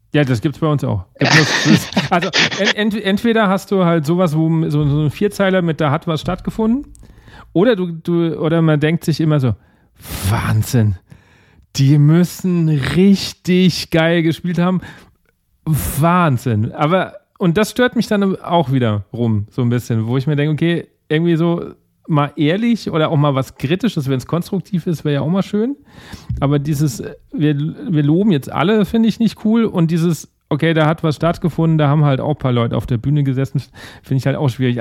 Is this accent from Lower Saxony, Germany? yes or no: no; Aschaffenburg, Bavaria, Germany; ich bin jetzt ursprünglich aus Aschaffenburg, das ist ja schon wieder, der Bayer würde sagen, nicht mehr Bayern.